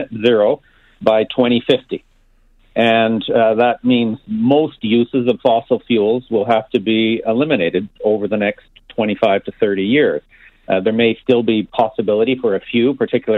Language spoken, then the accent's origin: English; Alberta, Canada; I grew up in Alberta. I was born and bred there